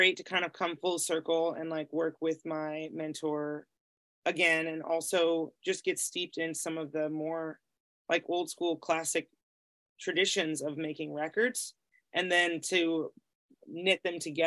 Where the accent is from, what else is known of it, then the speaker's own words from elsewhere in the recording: Greenfield, Massachusetts, United States; moved away; also born or lived in Boston, Massachusetts; I grew up in Western Massachusetts